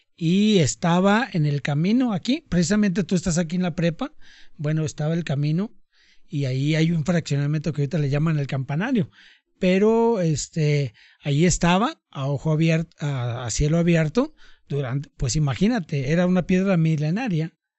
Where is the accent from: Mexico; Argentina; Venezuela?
Mexico; Tonalá, Jalisco; así fue mi infancia aquí en Tonalá